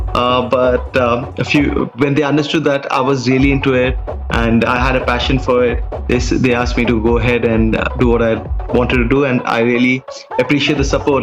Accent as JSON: {"language": "English", "region": "Dubai", "country": "United Arab Emirates", "tie": "born or raised there", "said": "I was born and raised in Dubai"}